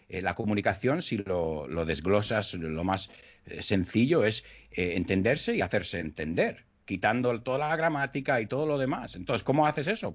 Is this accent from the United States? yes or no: yes; United States; Spanish is a second language; moved away as an adult; now in Madrid, Spain; yo me crié en Estados Unidos